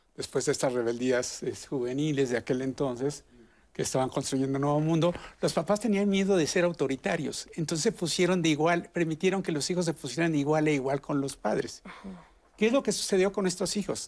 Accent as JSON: {"language": "Spanish", "country": "Mexico", "said": "en México tenemos"}